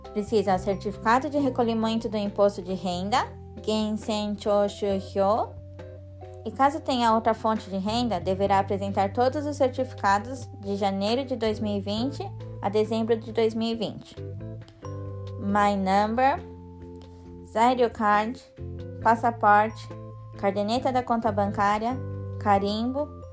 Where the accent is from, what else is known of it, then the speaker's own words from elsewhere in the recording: Japan; Cresci aqui no Japão